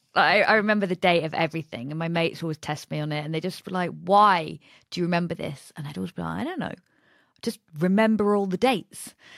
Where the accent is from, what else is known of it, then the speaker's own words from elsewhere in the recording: Nottingham, East Midlands, United Kingdom; I'm from Nottingham